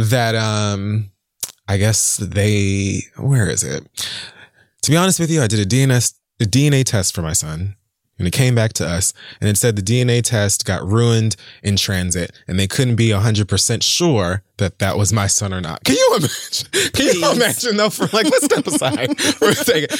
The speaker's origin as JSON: {"language": "English", "town": "Miami", "region": "Florida", "country": "United States", "tie": "born or raised there", "said": "growing up in Miami"}